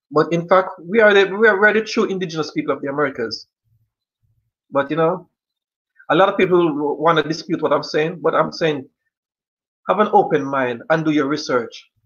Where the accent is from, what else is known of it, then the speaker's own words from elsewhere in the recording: Jamaica; most Jamaicans